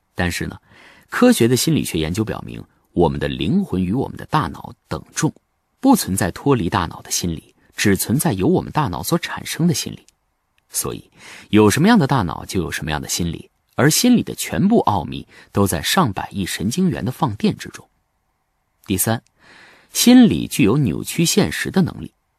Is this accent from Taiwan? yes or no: no; China; 我是一个中国人，我是汉族，我是南兴，我是北京师范大学的教授